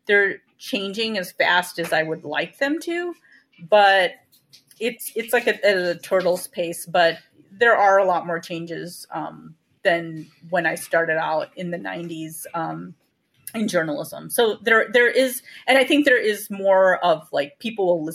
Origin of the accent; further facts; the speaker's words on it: United States; I'm American and I identify strongly as Indian